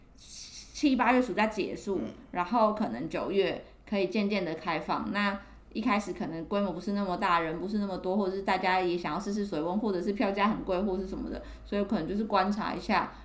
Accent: Taiwan; 台湾我们都没有看过雪嘛

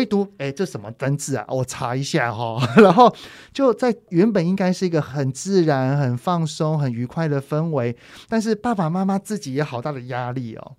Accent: Taiwan; 我们台湾人

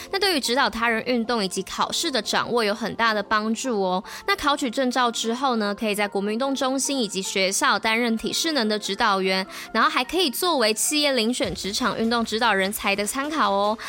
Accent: Taipei, Taiwan; 果然我们就是台北人

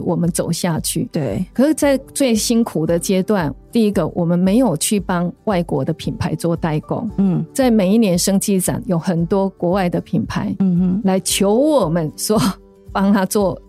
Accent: rural Nantou, Nantou County, Taiwan; moved away; 我是在南投乡下长大

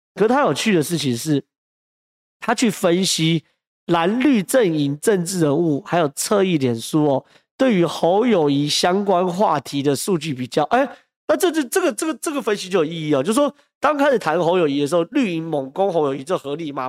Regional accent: Taiwan; 我是台湾人

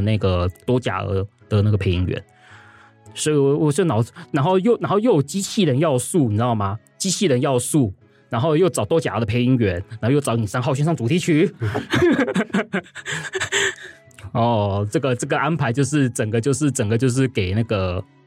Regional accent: Taiwan; 我们台湾的教育高，都总是会让我们选，教，就是会让我们引导我们会去选一个最佳选择

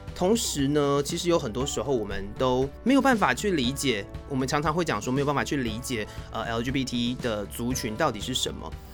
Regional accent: Taiwan; 我们台湾人

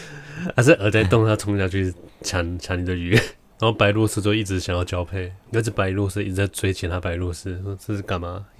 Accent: Nantou County, Taiwan; 我也是超级小时候在南投，也是两到三岁的时候看到火车

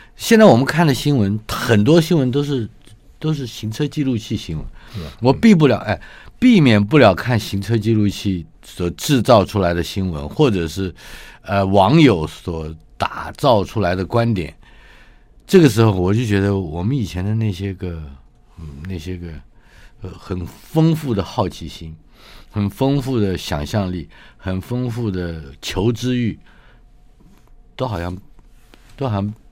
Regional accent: Taipei, Taiwan; 我出生于台北嘛，一九五七年

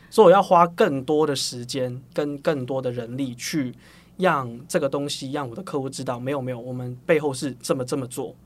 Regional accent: Hong Kong; moved away as an adult; now in Taiwan; 我是香港人啦。对。那我是香港，生活十八年，然后就来台湾读大学，就中原大学

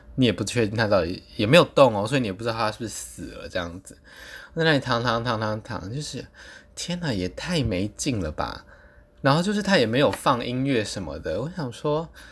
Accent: Taipei, Taiwan; 我就说我是台湾来的，台北来的这样子

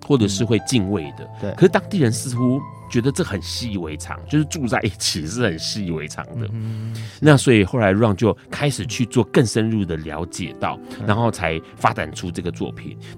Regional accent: Tainan, Taiwan; 我不是高雄人，我是台南人。

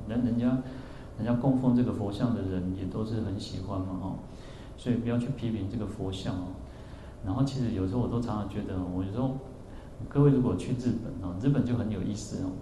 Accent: central-southern Taiwan, Taiwan; also born or lived in Yuanlin; 因为我我是中南部人嘛，我们对北部不熟哦

